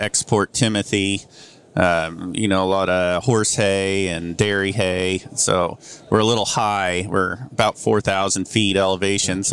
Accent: Enterprise, Oregon, United States; I'm from Northeast Oregon, Enterprise Joseph area

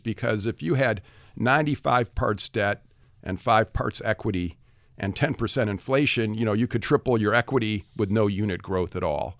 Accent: Detroit, Michigan, United States; I come from the Detroit area of Michigan. I was a public school kid, went to University of Michigan

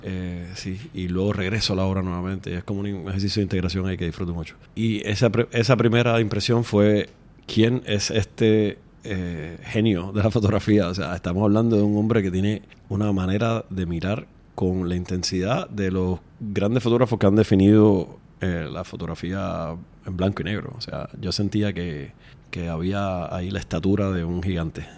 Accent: Havana, La Habana, Cuba; also born or lived in Puerto Rico; now in San Juan, Puerto Rico; regresar al Caribe de donde soy, nací en La Habana

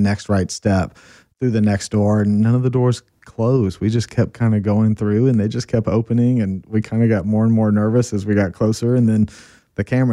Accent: Austin, Texas, United States; moved away as an adult; now in Colorado, United States; we live born and raised in Austin

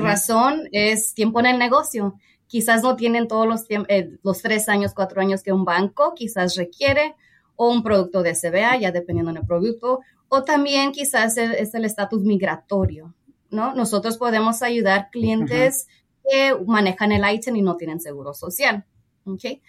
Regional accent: San Jose, California, United States; nací y pues crecí en San José, California, en el área de la Bahía

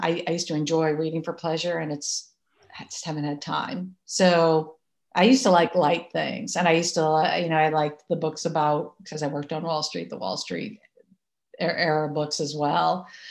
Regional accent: Massachusetts, United States; now in New York, United States; I grew up in Massachusetts

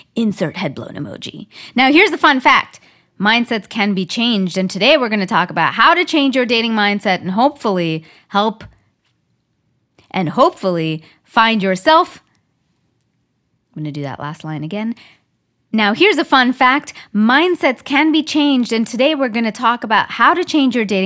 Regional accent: Canada; now in Southern California, United States; I'm from Canada

